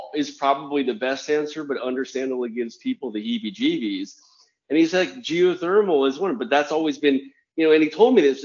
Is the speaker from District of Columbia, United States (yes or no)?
yes; Washington, District of Columbia, United States; moved away; also born or lived in Germany / Japan / New York; I'm actually a native of Washington D.C.